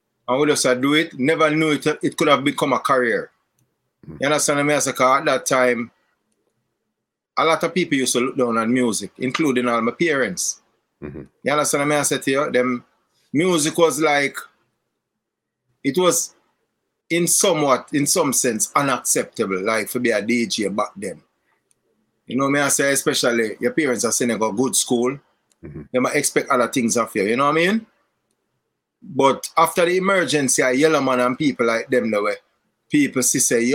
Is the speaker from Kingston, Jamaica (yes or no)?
yes; Kingston, Jamaica; also born or lived in Franklin Town, Kingston; I grew up in a place called East Kingston